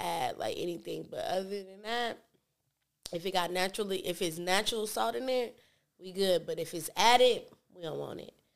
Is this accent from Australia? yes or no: no; Hawthorne, California, United States; I grew up in Hawthorne, but my daddy and my mama they from the East Side